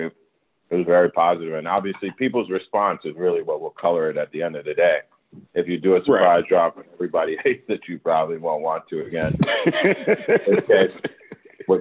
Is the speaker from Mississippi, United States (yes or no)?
no; Maryland, United States; We're both from Maryland